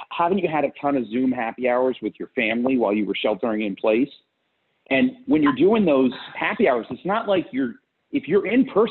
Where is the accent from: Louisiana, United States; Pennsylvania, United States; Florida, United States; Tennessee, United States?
Florida, United States; South; also born or lived in Fort Lauderdale; I grew up in South Florida